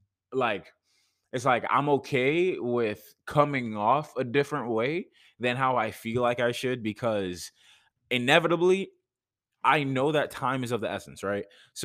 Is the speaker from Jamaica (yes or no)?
yes; Jamaica; like I'm from Jamaica, right? No, it's the fact that throughout my time here, like even when I was living in Jamaica, like I legit had people